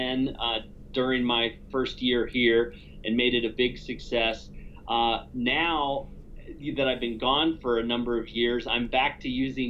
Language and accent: English; Cincinnati, Ohio, United States; moved away as an adult; also born or lived in Virginia / Kobe, Japan / Hong Kong / China; now in Arizona, United States; I was born and raised in Cincinnati, Ohio.